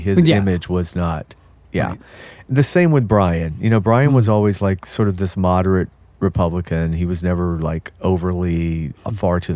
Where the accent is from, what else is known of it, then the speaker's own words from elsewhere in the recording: Athens, Georgia, United States; I grew up in Athens, Georgia